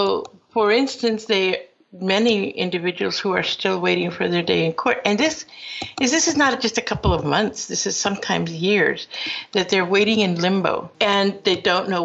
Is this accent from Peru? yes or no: yes; Peru; now in United States; I am from Peru, but my father was invited to this country and went to school at Cornell and returned to Peru where I was born, and then later on decided to come back to the United States